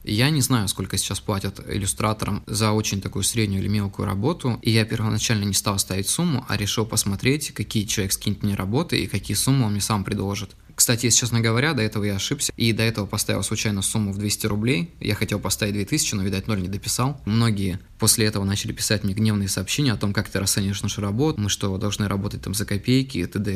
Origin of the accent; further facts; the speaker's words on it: Yakutsk, Sakha Republic, Russia; из города Якутска. Это мой родной город